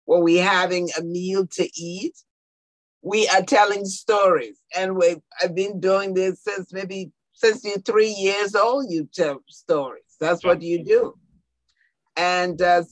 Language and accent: English; Liberia; now in United States; I am from Liberia, West Africa.